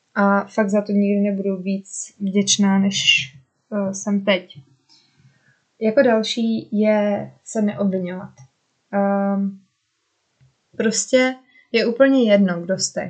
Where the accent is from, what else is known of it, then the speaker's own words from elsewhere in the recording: Czechia; moved away as an adult; also born or lived in Norway; proč jsem vlastně chtěla zpátky do Česka